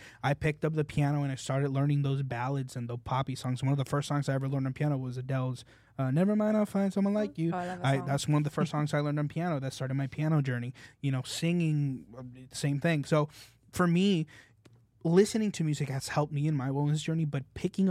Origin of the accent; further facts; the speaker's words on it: Puerto Rico; moved away; also born or lived in California; I was born in California. Yeah. And then I moved to Puerto Rico